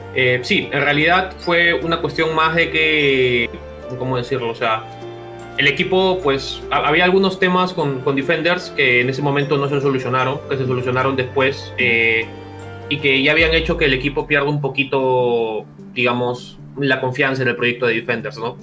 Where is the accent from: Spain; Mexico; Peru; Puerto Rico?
Peru